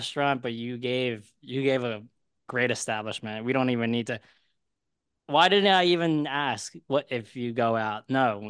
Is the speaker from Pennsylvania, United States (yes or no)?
yes; Philadelphia, Pennsylvania, United States; now in New York City, United States; I'm from Philly.